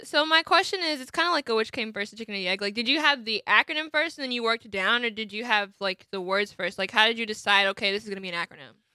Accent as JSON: {"language": "English", "town": "Atlanta", "region": "Georgia", "country": "United States", "tie": "born or raised there", "said": "I grew up in the Atlanta area"}